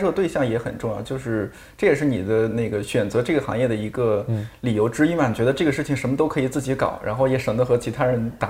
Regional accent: Shanxi, China; 就是全都是我们北方人都是，我山西人，

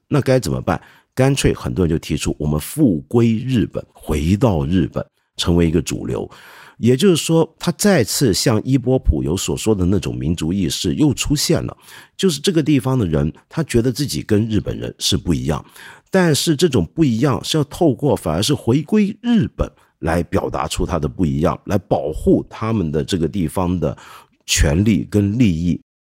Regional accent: China; 我们中国人听了之后，可能会觉得

